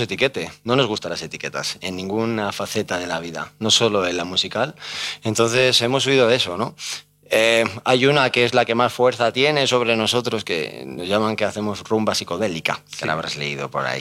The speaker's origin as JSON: {"language": "Spanish", "town": "Salamanca", "region": "Castile and León", "country": "Spain", "moved": "yes", "lives_now": "Madrid, Spain", "said": "Yo soy salmantino"}